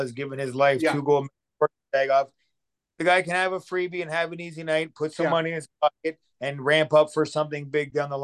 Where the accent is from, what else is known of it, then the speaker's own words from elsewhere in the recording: Ontario, Canada; I'm from Ontario